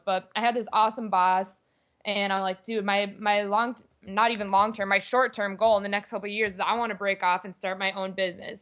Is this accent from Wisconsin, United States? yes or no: yes; Green Bay, Wisconsin, United States; I am originally from Green Bay, Wisconsin